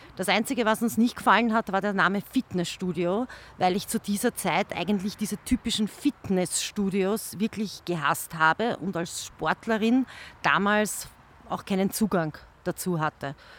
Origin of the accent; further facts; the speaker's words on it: Langenzersdorf, Lower Austria, Austria; ich bin eine gebürtige Langenzersdorferin